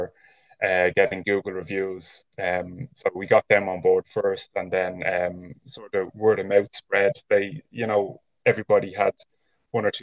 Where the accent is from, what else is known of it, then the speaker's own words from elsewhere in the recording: Dublin, Leinster, Ireland; moved away as an adult; now in County Wicklow, Ireland; I would have been born and raised in Dublin, but living in Wicklow now with my family